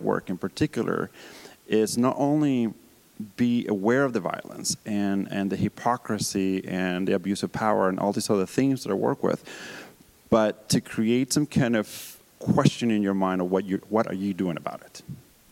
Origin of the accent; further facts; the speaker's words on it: Colombia; moved away; Growing up in Colombia